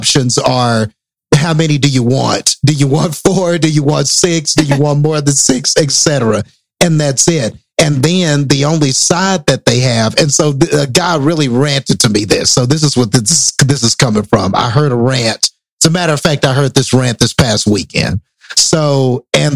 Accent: Midland, United States; my hometown in Midland

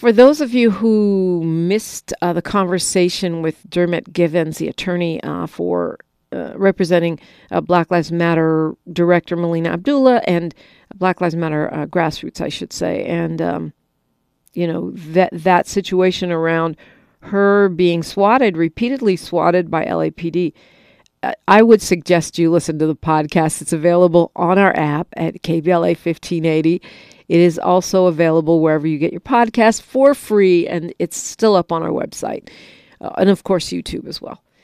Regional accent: Bay Area, California, United States; now in Los Angeles, United States; I'm from the Bay Area, so that's kind of sad because I grew up with a lot of it

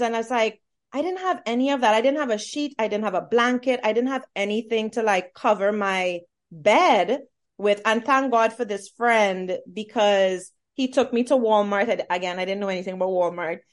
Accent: Trinidad & Tobago; moved away as an adult; now in Atlanta, United States; I come from Trinidad and Tobago

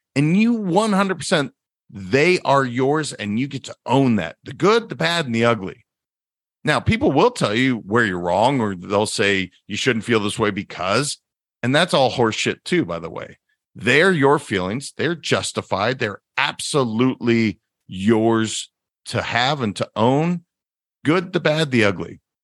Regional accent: Montana, United States; moved away; I'm originally from Montana

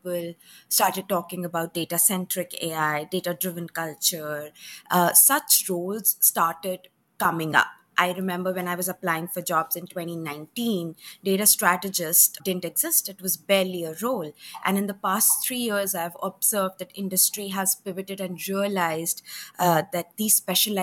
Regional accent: India; moved away as an adult; now in United States; I did my bachelor's back in India. So I left my hometown, flew 8,000 miles with two bags

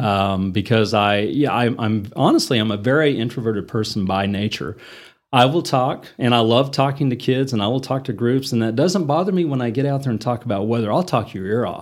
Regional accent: Enid, Oklahoma, United States; moved away as an adult; also born or lived in Minneapolis, Minnesota / Denver, Colorado; now in Amarillo, United States; I grew up in Enid, Oklahoma

